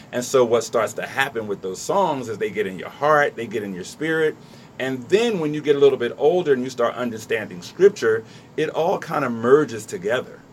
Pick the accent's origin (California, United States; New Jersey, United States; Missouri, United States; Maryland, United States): New Jersey, United States; Trenton; I grew up in Trenton.